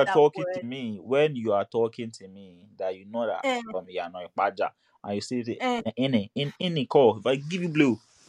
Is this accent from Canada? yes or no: no; Nigeria; first language English; moved away; I'm from Nigeria.